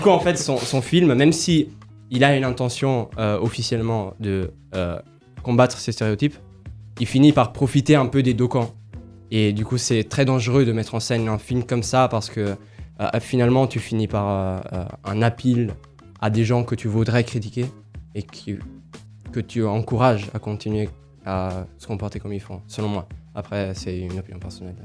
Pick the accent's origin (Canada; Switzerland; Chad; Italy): Italy; moved away; Je suis italien, mais j'ai des origines africaines